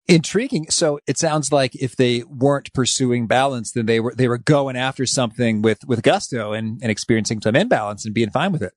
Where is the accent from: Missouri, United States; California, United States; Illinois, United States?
Illinois, United States; Danville; I grew up in Danville, Illinois, which is the, the central part of the state